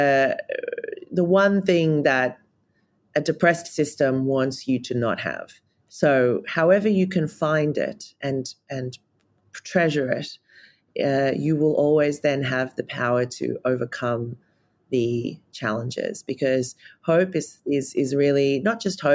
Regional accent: Australia; Being an Australian, I think it's a real travesty that I grew up not learning anything about Aboriginal and Torres Strait Islander culture and wisdom

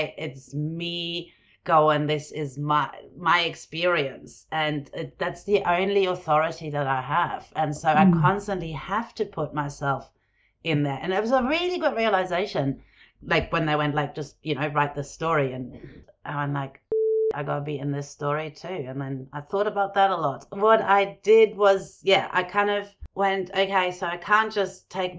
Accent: Germany; also born or lived in Jordan; growing up in Germany and Jordan.

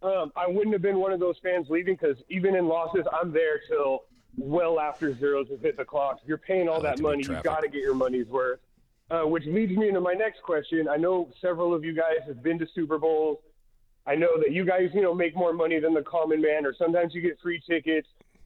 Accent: California, United States; No, I'm a Niner fan. I grew up in the Bay Area.

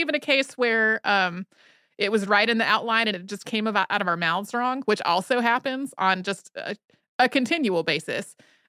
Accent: Idaho, United States; Growing up in Idaho, I was so blessed to have the ability to explore all the public, state, and federal land open and available to me.

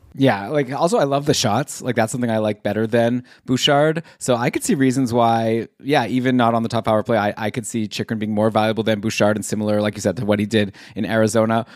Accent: Ottawa, Ontario, Canada; now in Toronto, Canada; I grew up in Ottawa. I was a Sens fan my whole life. I moved to Toronto.

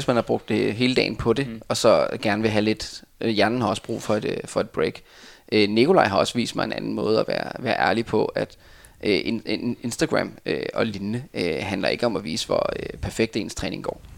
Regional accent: Denmark

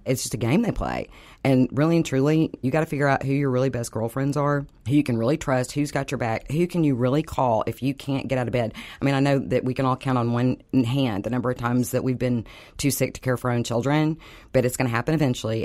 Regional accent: Dallas, Texas, United States; When I grew up here, if you didn't live between Preston and Hillcrest, you were in the ghetto section.

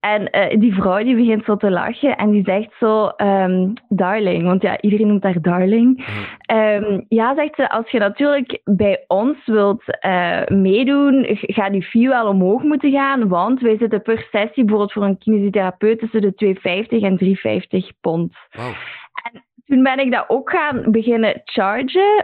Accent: Belgium; moved away as an adult; also born or lived in London; als Belg

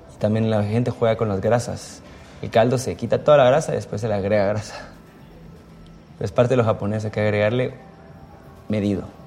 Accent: Guatemala; moved away; soy guatemalteco

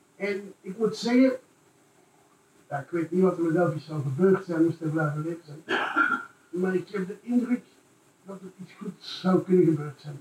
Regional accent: Brussels, Brussels-Capital Region, Belgium; ik dan ook als Brusselaar

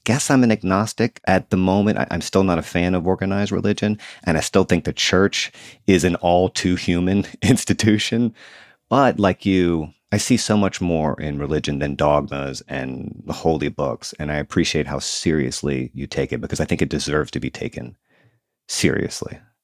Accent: the South, United States; moved away as an adult; I grew up in the South and I moved back here a few years ago.

